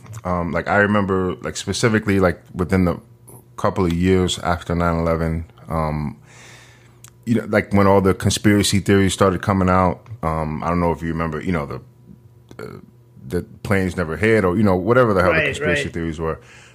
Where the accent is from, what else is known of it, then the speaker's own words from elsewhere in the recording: New York City, New York, United States; the neighborhood that I grew up in Northern Manhattan, you know, for a small area, I think something like 30 people died in the towers